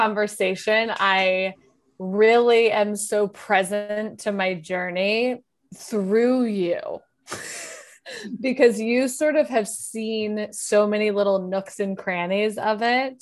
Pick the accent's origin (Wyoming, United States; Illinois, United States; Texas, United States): Wyoming, United States; moved away as an adult; also born or lived in South Carolina / New York; I grew up in Wyoming